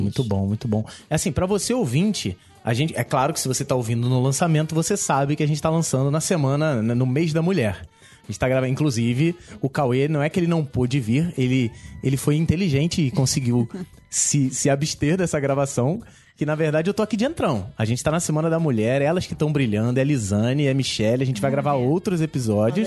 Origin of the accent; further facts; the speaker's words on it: Rio de Janeiro, Brazil; Eu sou do Rio de Janeiro